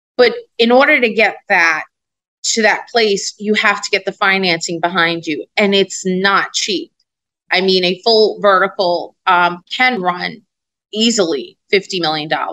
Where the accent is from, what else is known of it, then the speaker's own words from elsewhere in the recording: New York City, New York, United States; I'm a girl from Brooklyn that mm-hmm. watched people in my neighborhood go to jail